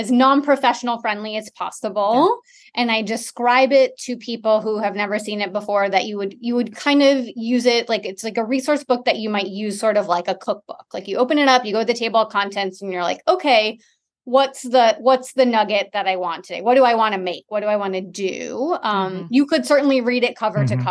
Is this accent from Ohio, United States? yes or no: no; Detroit, Michigan, United States; now in Austin, United States; I grew up in Michigan in the suburbs of Metro Detroit